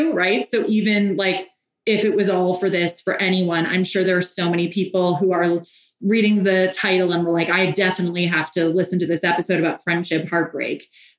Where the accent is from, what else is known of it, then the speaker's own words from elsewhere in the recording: Ireland; Well, I'm Irish, so I still have a little resentment.